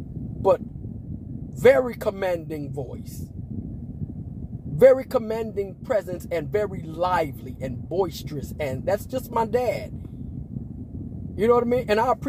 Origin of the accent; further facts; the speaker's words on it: Las Vegas, Nevada, United States; born there; I was born in Las Vegas, Nevada, to a military family that's from Chicago.